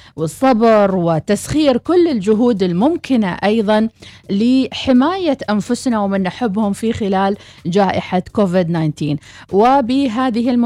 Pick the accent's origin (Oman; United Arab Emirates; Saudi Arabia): Oman